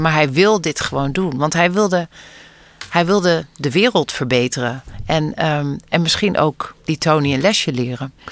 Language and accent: Dutch; Netherlands; geboren en getogen zijn in Nederland en ouders hebben die van elders komen